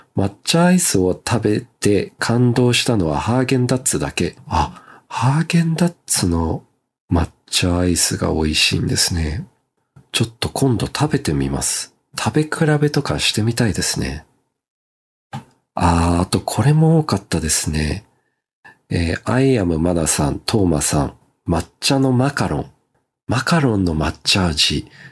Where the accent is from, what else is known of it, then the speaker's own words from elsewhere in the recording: Melbourne, Victoria, Australia; now in Japan; 僕の地元のメルボ